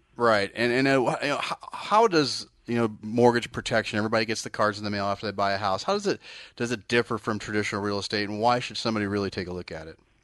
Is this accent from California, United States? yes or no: yes; Bay Area, California, United States; I'm actually from the Bay Area